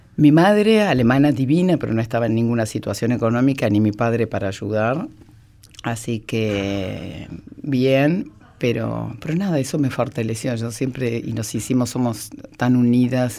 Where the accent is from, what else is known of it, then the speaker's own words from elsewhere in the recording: Argentina; also born or lived in Spain; Después se fueron a España, yo nací en España. Y bueno, después se vinieron a la Argentina